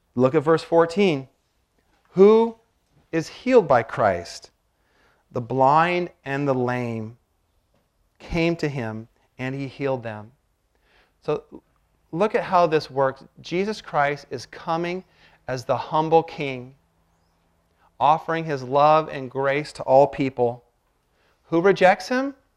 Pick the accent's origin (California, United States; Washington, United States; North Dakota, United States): Washington, United States; now in Malibu, United States; I grew up in Washington